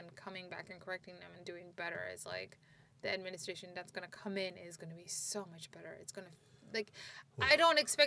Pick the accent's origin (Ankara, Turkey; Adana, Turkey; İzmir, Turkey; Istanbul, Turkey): Istanbul, Turkey; English is a second language; moved away as an adult; now in United States; growing up in Turkey